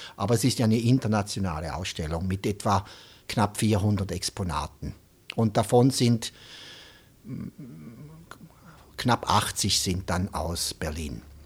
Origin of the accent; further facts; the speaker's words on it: St. Gallen, Switzerland; St. Gallen ist eigentlich die Stadt, wo er herkommt, wo auch ich herkomme